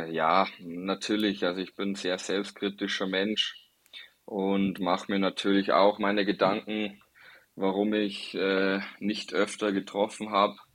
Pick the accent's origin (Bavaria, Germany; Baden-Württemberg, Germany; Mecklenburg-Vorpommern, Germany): Bavaria, Germany; Passau; born there; Also ich bin gebürtiger Passauer, habe auch schon einige andere Stationen gesehen